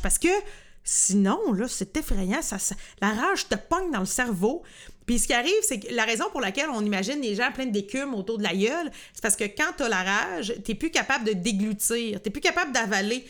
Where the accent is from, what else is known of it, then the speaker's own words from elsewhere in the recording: Lanaudière, Quebec, Canada; on vient de la Naudière